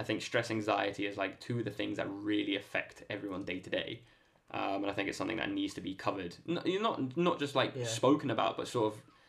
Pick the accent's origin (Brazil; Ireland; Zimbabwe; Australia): Ireland